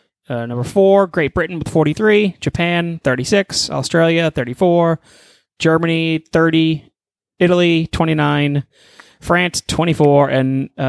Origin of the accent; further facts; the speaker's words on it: Nigeria; I'm Nigerian, dude.